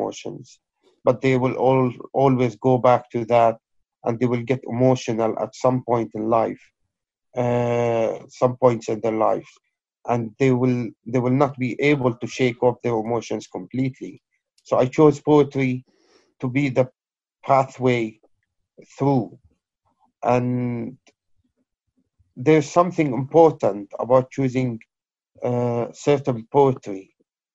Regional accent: Aleppo, Aleppo Governorate, Syria; moved away as an adult; also born or lived in Kobani; now in United Kingdom; I'm originally Syrian Kurd from the or originated from the town of Kobani, but born and raised in Aleppo. British Syrian poet who came here in 2003

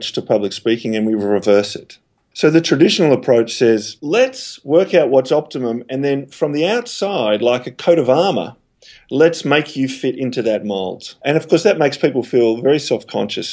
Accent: Australia; also born or lived in Melbourne; I'm Australian, based here in Melbourne

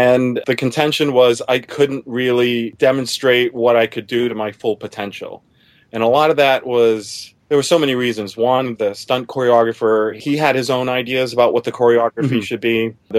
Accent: Massachusetts, United States; also born or lived in Germany; Now, I grew up in Massachusetts originally. I also grew up in Germany, too. But in Massachusetts is where I mostly grew up.

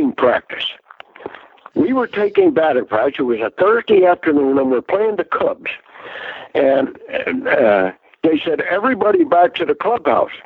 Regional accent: New Jersey, United States; I said, "New Jersey."

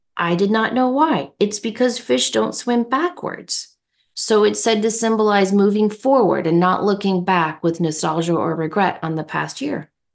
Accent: United States; I'm an American

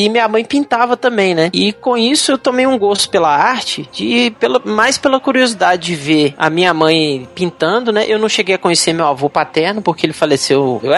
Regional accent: Juiz de Fora, Minas Gerais, Brazil; quando eu era pequeno, eu passei minha infância em Juiz Fora, né? Que meu avô morava lá

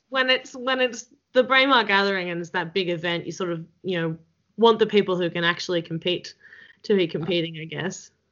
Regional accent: Australia; accent: Australian; I feel like my Australian accent gets thicker

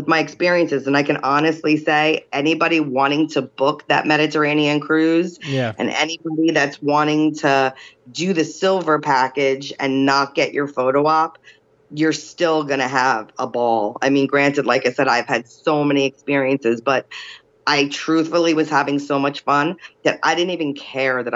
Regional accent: New Jersey, United States; I'm from Jersey.

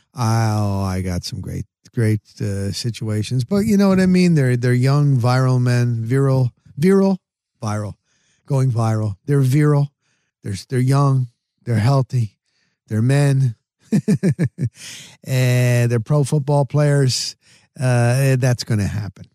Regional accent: New Jersey, United States; moved away; also born or lived in Denver, Colorado; I grew up in New Jersey

